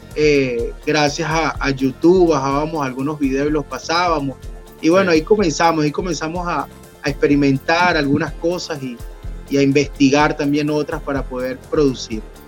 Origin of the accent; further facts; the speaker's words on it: Aragua, Venezuela; moved away; also born or lived in Caracas / Colombia / Maracay; yo nací aquí en Aragua, sin embargo tenía ya como unos 17 años por Caracas